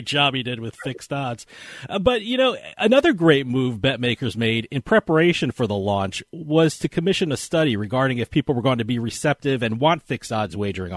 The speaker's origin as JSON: {"language": "English", "region": "New Jersey", "country": "United States", "said": "my home state of New Jersey"}